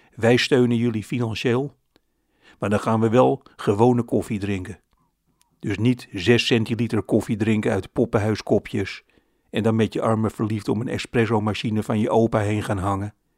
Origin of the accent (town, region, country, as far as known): Netherlands